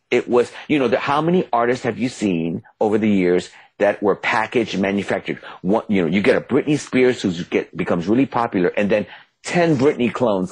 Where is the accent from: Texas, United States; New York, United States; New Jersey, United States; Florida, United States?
New York, United States; New York City; just like I'm from the Bronx